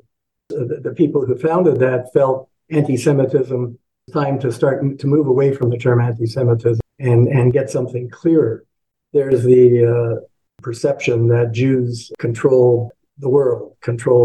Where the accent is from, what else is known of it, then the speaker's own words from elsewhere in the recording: Toronto, Ontario, Canada; I was born in Toronto, went to school here, went to U of T